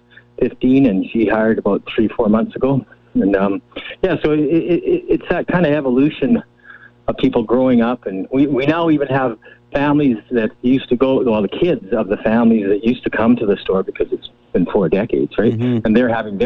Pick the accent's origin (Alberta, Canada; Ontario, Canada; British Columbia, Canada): British Columbia, Canada; Cranbrook; now in Kamloops, Canada; I grew up in Cranbrook, which had one theater